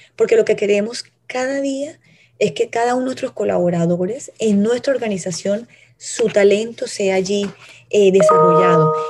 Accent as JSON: {"language": "Spanish", "town": "Cartagena", "region": "Bolívar", "country": "Colombia", "said": "como cartagenera, como colombiana"}